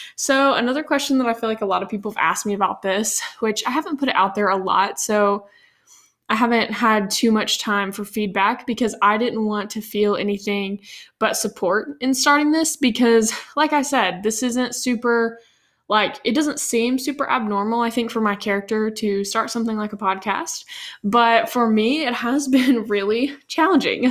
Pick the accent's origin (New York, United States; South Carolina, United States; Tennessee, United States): Tennessee, United States; Nashville; grow up here in Nashville